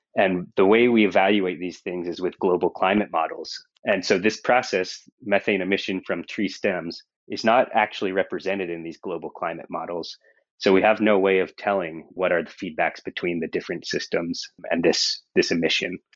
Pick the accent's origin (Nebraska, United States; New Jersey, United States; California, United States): California, United States; Monterey; moved away as an adult; also born or lived in Seattle / San Diego; I grew up in Monterey, California